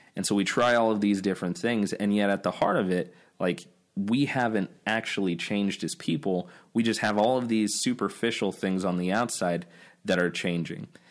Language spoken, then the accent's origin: English; Nebraska, United States; I grew up in Nebraska